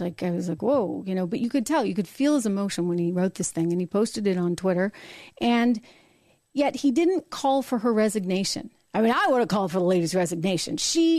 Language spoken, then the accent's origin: English; New Hampshire, United States; University of New Hampshire, my home state.